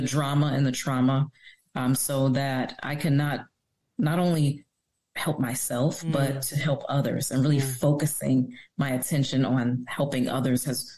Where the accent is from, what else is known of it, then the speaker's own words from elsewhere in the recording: Detroit, Michigan, United States; I was born and raised in Detroit